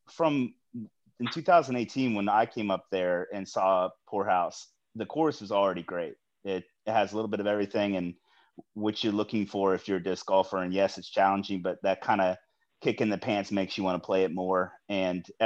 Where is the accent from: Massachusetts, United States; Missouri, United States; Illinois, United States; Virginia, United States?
Virginia, United States; Virginia Beach; I'm from the Virginia Beach area, 757, where we don't have any elevation